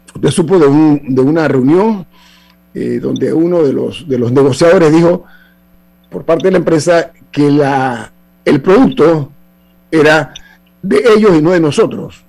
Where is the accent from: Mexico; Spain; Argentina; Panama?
Panama; como panameños